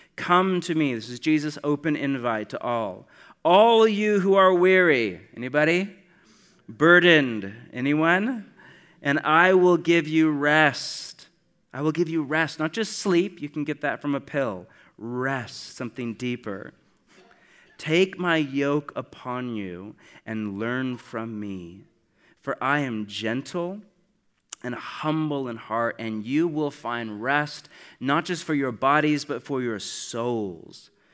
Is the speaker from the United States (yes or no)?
yes; United States; I'm from America